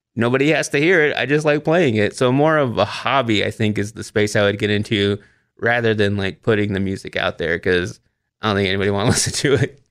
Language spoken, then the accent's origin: English; Waxahachie, Texas, United States; also born or lived in Austin, Texas; my hometown of Waxahachie, Texas, to Austin, Texas